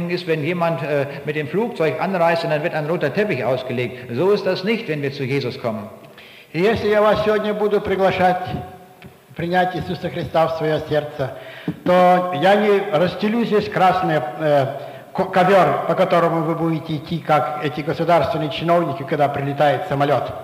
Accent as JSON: {"language": "German", "town": "Braunschweig", "region": "Lower Saxony", "country": "Germany", "said": "Aus der Stadt, wo ich herkomme, in Braunschweig, da gibt es einige Leute, die sind nach Afghanistan gegangen, um diesen Menschen eine Hilfe zu bringen."}